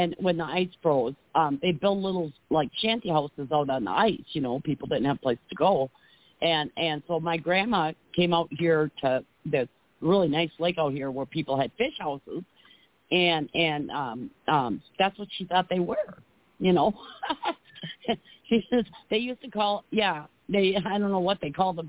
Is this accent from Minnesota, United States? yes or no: yes; Lake Minnetonka, Minnesota, United States; It was called Lake Minnetonka where I grew up